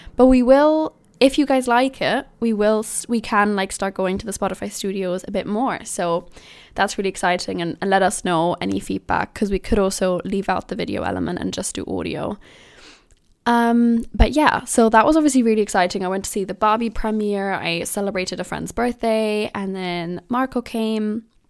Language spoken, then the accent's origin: English; Germany; moved away as an adult; now in London, United Kingdom; me growing up in Germany